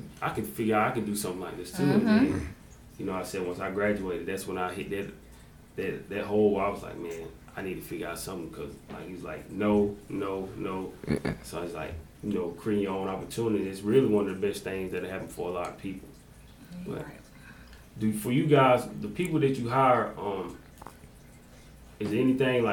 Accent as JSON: {"language": "English", "town": "Jonesville", "region": "South Carolina", "country": "United States", "tie": "born or raised there", "said": "I ended up going to Union, you know, I'm from Jonesville when they consolidated us."}